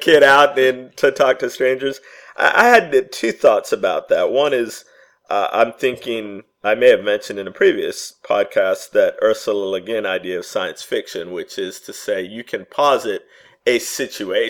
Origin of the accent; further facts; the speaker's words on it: United States; I'm speaking as an American